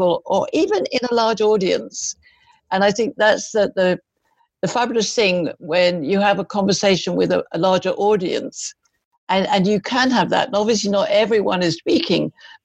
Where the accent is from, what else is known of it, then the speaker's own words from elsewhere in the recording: United Kingdom; moved away as an adult; also born or lived in Malaysia; now in United States; I'm British